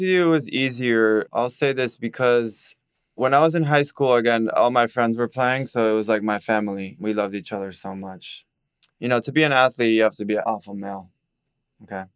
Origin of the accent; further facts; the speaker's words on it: Miami, Florida, United States; I'm born and raised in Miami, forty years old.